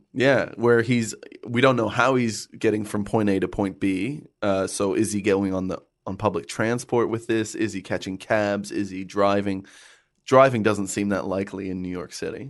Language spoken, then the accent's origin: English; Canada; I grew up in Canada